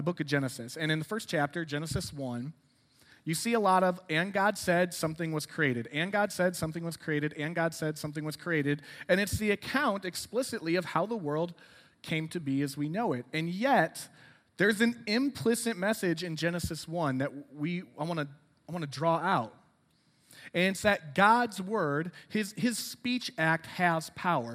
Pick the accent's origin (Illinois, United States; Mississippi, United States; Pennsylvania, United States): Illinois, United States; Rockford; moved away as an adult; also born or lived in DuPage County, Illinois; now in Lombard, United States; I'm from Rockford.